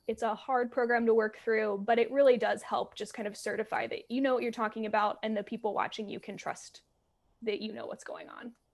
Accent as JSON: {"language": "English", "region": "Alabama", "country": "United States", "tie": "born or raised there", "said": "I'm from Alabama. That's where I grew up and like saw weather and learned about weather."}